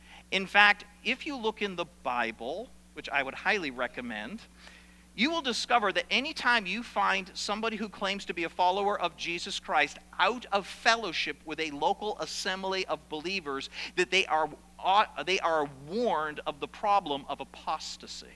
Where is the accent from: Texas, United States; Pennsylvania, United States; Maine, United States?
Maine, United States; South Paris; I grew up in South Paris, Maine, or spent most of my latter years in South Paris, Maine